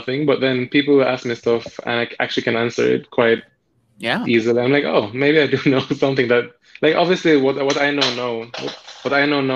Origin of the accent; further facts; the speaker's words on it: Jamaica; now in New York, United States; I'm from Jamaica, but now live in New York.